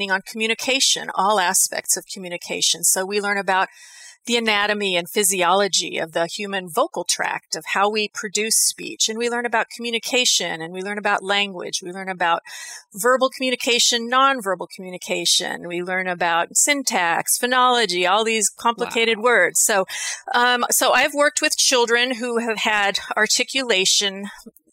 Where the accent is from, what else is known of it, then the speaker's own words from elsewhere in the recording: West Coast of the U.S., United States; accent: West Coast American; specifically the West Coast area of the U.S., because that's my accent.